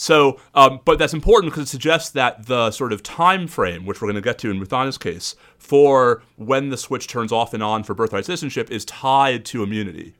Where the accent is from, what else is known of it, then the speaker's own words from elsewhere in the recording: New York, United States; now in Austin, United States; even though I live in Austin, Texas, I'm from New York